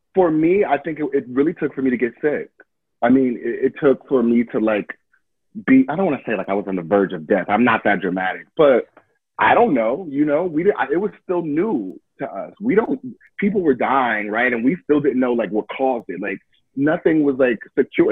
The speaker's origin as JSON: {"language": "English", "town": "Detroit", "region": "Michigan", "country": "United States", "tie": "born or raised there", "moved": "yes", "said": "I'm from Detroit. My family's from Detroit"}